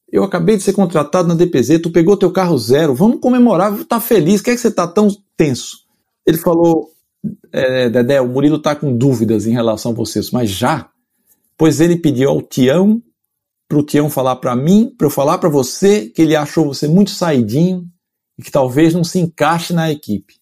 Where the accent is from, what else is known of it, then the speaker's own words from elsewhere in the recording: Olinda, Pernambuco, Brazil; accent: nordestino; moved away as an adult; also born or lived in Recife, Pernambuco / São Paulo; now in London, United Kingdom; Eu nasci no Recife, em Pernambuco, é, mas vivi minha vida inteira em Olinda.